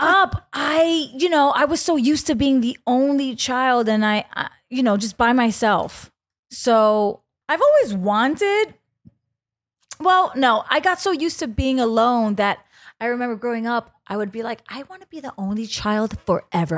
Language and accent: English; New York City, New York, United States; I grew up in the Bronx, um, on Castle Hill